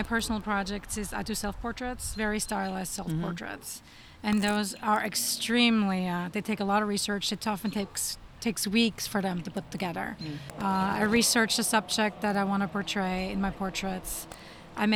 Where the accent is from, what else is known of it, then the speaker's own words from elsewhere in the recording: Austria; moved away as an adult; now in United States; I was born in Austria, and I came here as an au pair